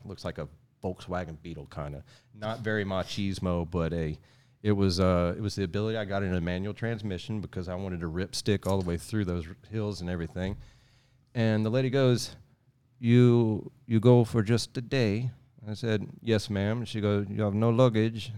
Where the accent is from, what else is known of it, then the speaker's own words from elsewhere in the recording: Sour Lake, Texas, United States; But I grew up in Sour Lake, and we were a no-fence subdivision